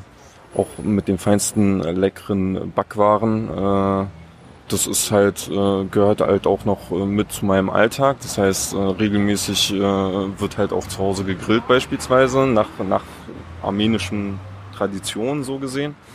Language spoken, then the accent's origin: German; Eberswalde, Brandenburg, Germany; ich bin hier in Deutschland geboren